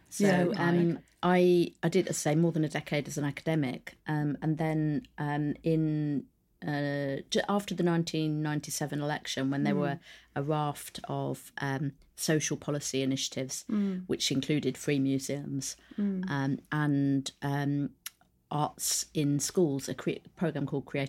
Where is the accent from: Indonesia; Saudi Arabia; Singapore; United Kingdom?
United Kingdom; Northampton, East Midlands; I grew up in Northampton, and there was an art cinema close to where I lived that almost no one went to.